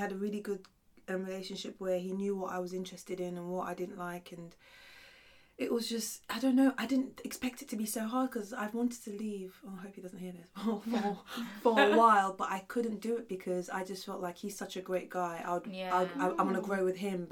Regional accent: Sierra Leone; moved away; I was born in Sierra Leone.

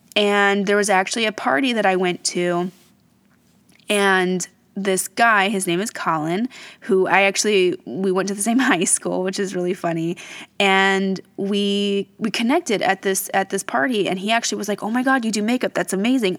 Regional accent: Fort Wayne, Indiana, United States; I'm from Fort Wayne, Indiana. That's my hometown

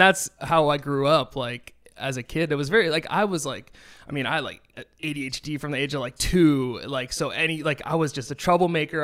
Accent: Nashua, New Hampshire, United States; now in Los Angeles, United States; there was a club in my town in Nashua, in, in New Hampshire called Nashua

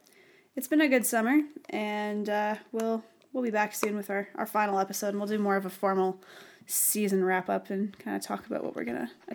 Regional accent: Canada; since none of us know anything, including us, and we're Canadian.

